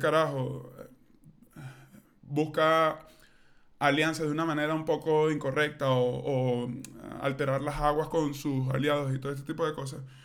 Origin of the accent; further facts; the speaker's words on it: Venezuela; moved away; yo soy muy venezolano